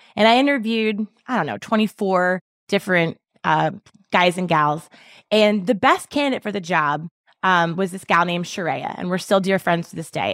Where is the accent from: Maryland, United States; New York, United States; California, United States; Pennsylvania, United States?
Maryland, United States; Baltimore; I grew up in Baltimore City